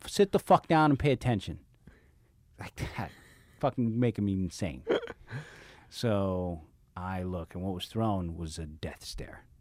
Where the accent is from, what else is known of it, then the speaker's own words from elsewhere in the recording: San Francisco, California, United States; I spent my, my first half of my life, my parents sent me to French school in San Francisco